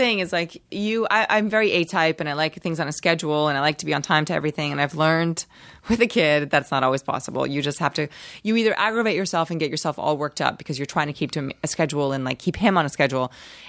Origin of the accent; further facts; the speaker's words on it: Rio de Janeiro, Brazil; now in United States; Well, I'm from Rio, and I highly recommend Rio.